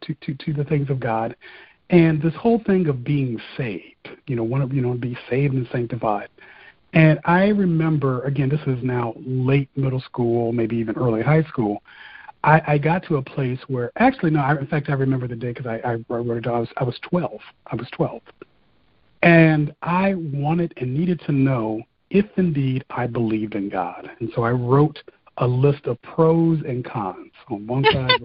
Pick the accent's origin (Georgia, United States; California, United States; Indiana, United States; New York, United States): Indiana, United States; Fort Wayne; moved away as an adult; also born or lived in Bloomington, Indiana; now in Detroit, United States; when I returned home to Fort Wayne